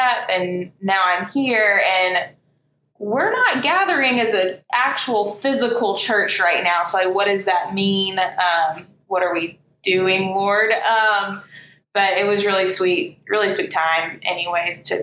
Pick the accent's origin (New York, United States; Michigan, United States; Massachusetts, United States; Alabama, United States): Alabama, United States; Birmingham; also born or lived in Tuscaloosa; I grew up here in Birmingham. So graduated from Vestavia in 2012